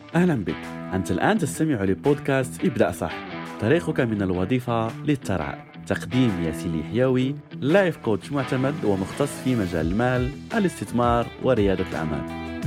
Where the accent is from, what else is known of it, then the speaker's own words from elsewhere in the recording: Morocco; عندنا يعني مثلا في بلدي المغرب